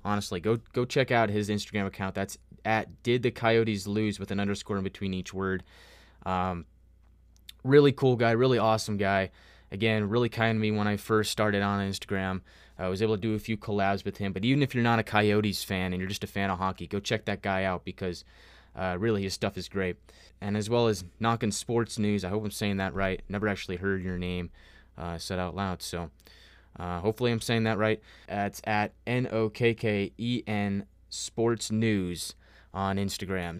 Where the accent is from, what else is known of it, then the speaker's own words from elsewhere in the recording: United States; I am from America